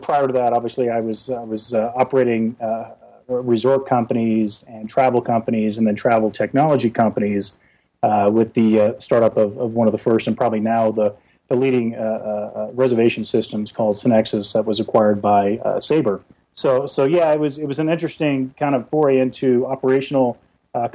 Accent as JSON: {"language": "English", "region": "South Florida", "country": "United States", "tie": "born or raised there", "said": "I grew up in South Florida"}